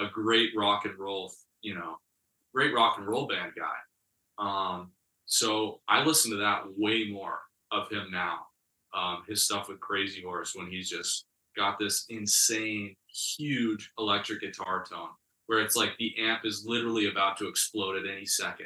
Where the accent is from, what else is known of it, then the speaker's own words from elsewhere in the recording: United States; Being a true American, born in America, you know, come from a lot of Americans in my family tree. And so, like, I'm an American